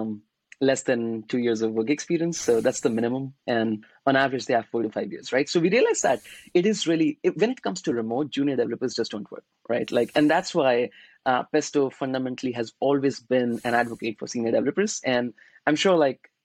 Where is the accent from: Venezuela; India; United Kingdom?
India; Varanasi, Uttar Pradesh; moved away as an adult; now in United States; I'm from Varanasi. It's a very, very small city. We have, you know, really peaceful city and lots of cows. So I grew up there